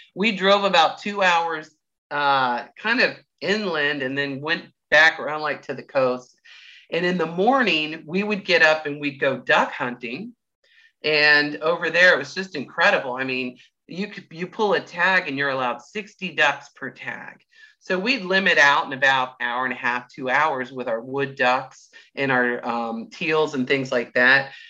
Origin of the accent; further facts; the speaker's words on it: Clearwater, Florida, United States; I'm you know born and raised in Clearwater